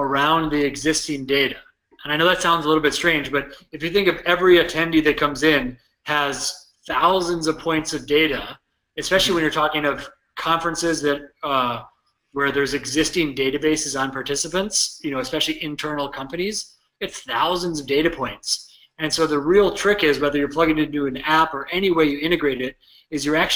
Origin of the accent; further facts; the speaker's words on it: United States; accent: drawly American; now in Minneapolis, United States; my drawly American accent.